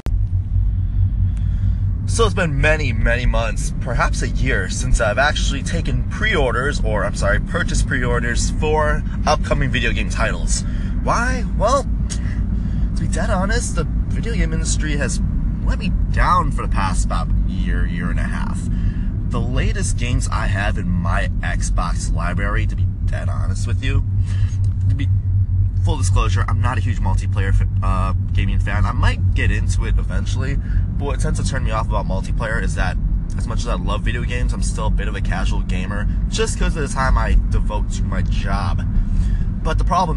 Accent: Chicago, Illinois, United States; I play my hometown team

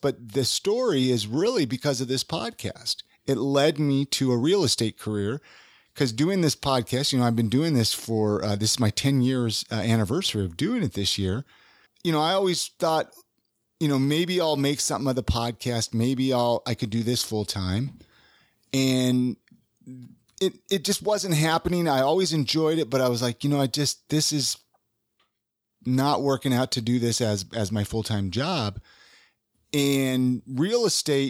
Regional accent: Ventura, California, United States; now in Utah, United States; I grew up in Ventura.

